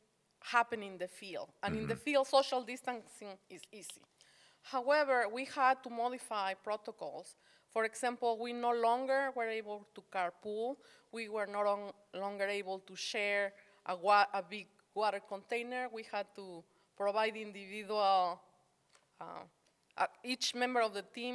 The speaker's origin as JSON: {"language": "English", "region": "Morelos", "country": "Mexico", "tie": "born or raised there", "also_born_or_lived": "Mexico City", "moved": "yes", "lives_now": "Arkansas, United States", "said": "Grew up in the state of Morelos, that's right next to Mexico City"}